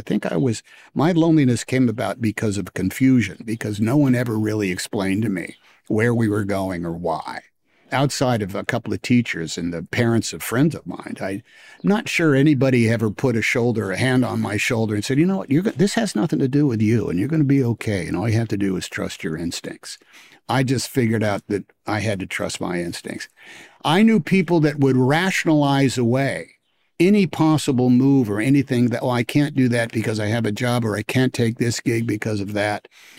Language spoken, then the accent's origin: English; Oakland, California, United States; I didn't go to New York City. I was from Oakland, for goodness sake.